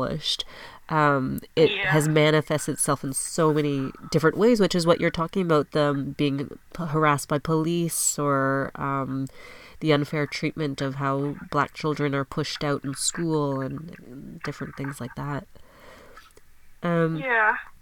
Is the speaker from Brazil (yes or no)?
no; Canada; I'm Asian Canadian